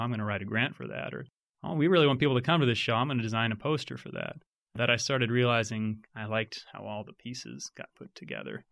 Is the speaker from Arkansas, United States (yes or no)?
yes; Fayetteville, Arkansas, United States; I grew up in Fayetteville